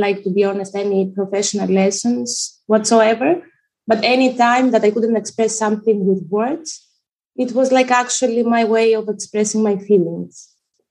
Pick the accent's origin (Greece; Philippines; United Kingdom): Greece; also born or lived in Albania; now in Netherlands; I was born in Albania and raised in Greece, currently living in the Netherlands.